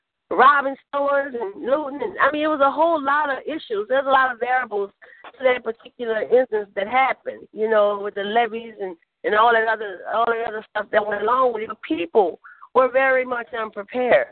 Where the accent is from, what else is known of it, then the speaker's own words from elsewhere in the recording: New Orleans, Louisiana, United States; where I was born and raised at in New Orleans, Louisiana